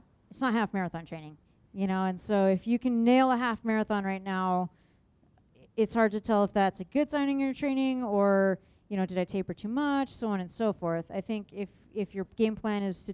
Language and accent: English; San Diego, California, United States; moved away as an adult; also born or lived in Phoenix, Arizona; now in Michigan, United States; I'm from San Diego, and then I went to school in Phoenix, Arizona, and then I moved to Michigan, and I've been there for 13 years.